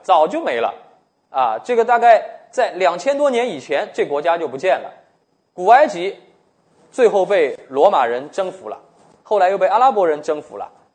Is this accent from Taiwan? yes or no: no; China; 我们是中国人